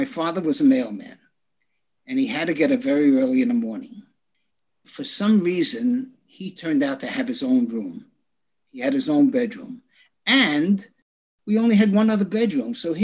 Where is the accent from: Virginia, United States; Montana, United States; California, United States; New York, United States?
New York, United States; New York City; I was born on Hopkinson Avenue in Brooklyn